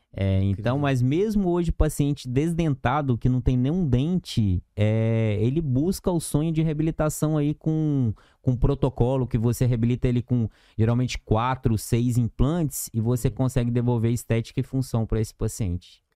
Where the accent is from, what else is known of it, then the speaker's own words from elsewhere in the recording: Itamogi, Minas Gerais, Brazil; moved away as an adult; also born or lived in Franca, São Paulo / Araras, São Paulo; now in Manaus, Brazil; Eu sou de uma pequena cidade do interior de Minas, que é o sul de Minas Gerais, chamada de Itamogi